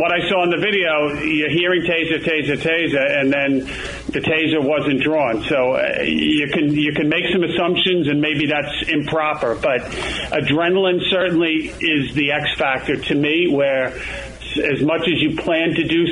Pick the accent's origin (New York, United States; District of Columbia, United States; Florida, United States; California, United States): New York, United States; New York City; as a kid growing up in Queens, it was a middle class neighborhood, Sunnyside